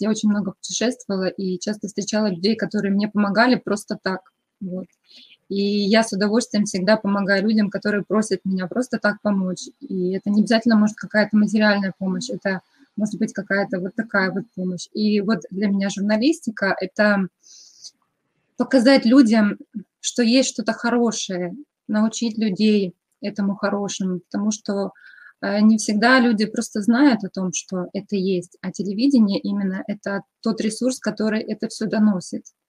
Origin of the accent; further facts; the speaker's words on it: Kremenchuk, Poltava Oblast, Ukraine; moved away as an adult; now in Akureyri, Iceland; я из Украины, из такого маленького городка, как Кременчуг. И сейчас на данном этапе я проживаю в Исландии, тоже в маленьком городке Акурери